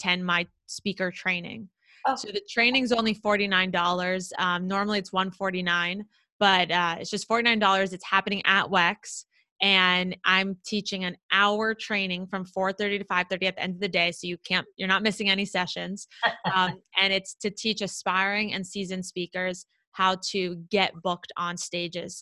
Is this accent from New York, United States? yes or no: no; South Florida, United States; I grew up in South Florida and it's like my hometown